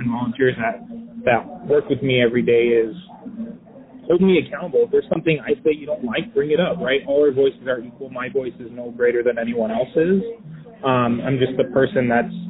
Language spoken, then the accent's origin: English; Phoenix, Arizona, United States; I was born and raised here in Phoenix